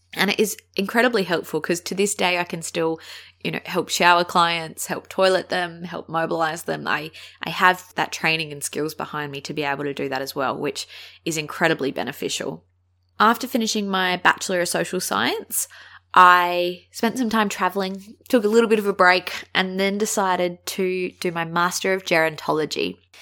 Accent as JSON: {"language": "English", "town": "Adelaide", "region": "South Australia", "country": "Australia", "said": "I'm from Adelaide"}